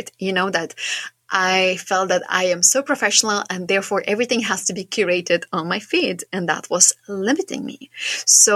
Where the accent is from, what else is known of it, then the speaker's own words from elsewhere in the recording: Šiauliai, Šiauliai County, Lithuania; I am from Lithuania. I come from quite a small town, but it's quite big for our Lithuania standards. I come from a place called Šiauliai